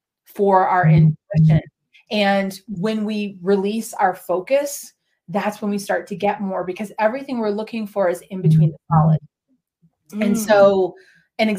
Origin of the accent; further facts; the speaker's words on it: Minneapolis, Minnesota, United States; also born or lived in New England / New Hampshire / Oregon; now in West Coast, United States; I grew up in Minneapolis